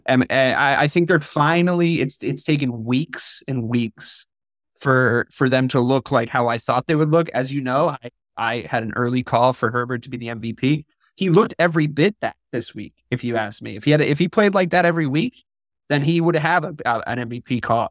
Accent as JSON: {"language": "English", "region": "New England", "country": "United States", "tie": "born or raised there", "moved": "yes", "said": "growing up in New England"}